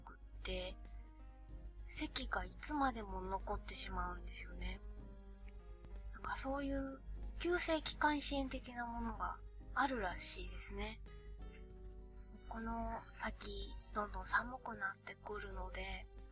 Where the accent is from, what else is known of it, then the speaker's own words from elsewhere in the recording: Hokkaido, Japan; now in Tokyo, Japan; 北海道出身なんですけど、北海道って金木犀がないんですね。なので、上京してからも